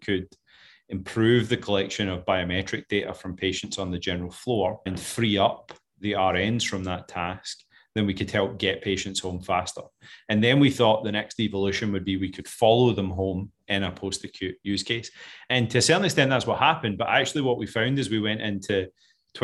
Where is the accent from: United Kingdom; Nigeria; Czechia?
United Kingdom; Scotland; moved away